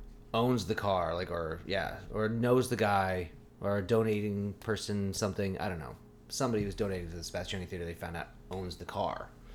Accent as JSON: {"language": "English", "town": "Eugene", "region": "Oregon", "country": "United States", "tie": "born or raised there", "moved": "yes", "lives_now": "Sonoma, United States", "said": "Eugene, Oregon, my hometown."}